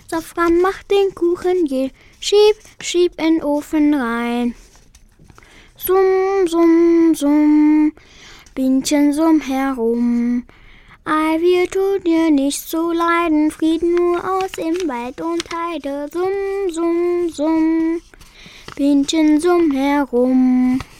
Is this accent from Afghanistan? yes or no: yes; Afghanistan; German is a second language; Ich komme aus Afghanistan. Ich gehe in der Schule.